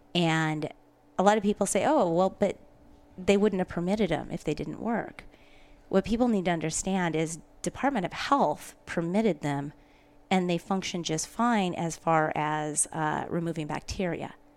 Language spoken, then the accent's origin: English; Pacific Northwest, United States; also born or lived in Spokane, Washington; I was raised in the Pacific Northwest